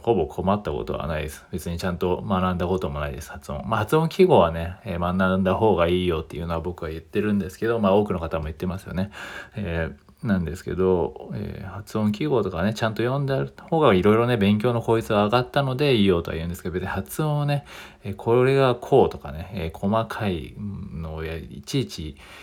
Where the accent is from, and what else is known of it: Japan; also born or lived in Australia